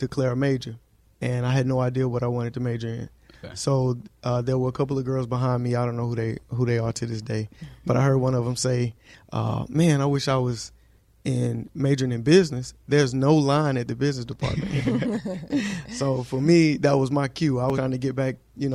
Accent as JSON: {"language": "English", "town": "Birmingham", "region": "Alabama", "country": "United States", "moved": "yes", "lives_now": "Dallas, United States", "said": "So I'm from Birmingham, Alabama."}